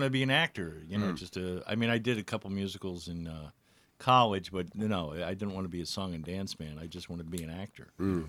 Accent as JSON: {"language": "English", "town": "Miami", "region": "Florida", "country": "United States", "tie": "born or raised there", "also_born_or_lived": "St. Louis, Missouri / New York", "moved": "as an adult", "said": "I was born in St. Louis, but I grew up in Miami, Florida."}